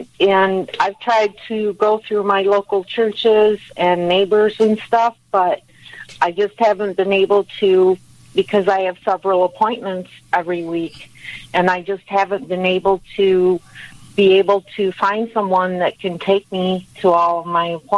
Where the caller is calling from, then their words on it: Grand Rapids, Michigan, United States; calling from Grand Rapids, Michigan.